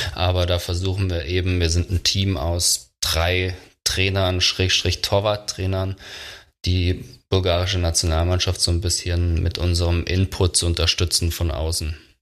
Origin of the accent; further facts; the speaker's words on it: Germany; als Deutscher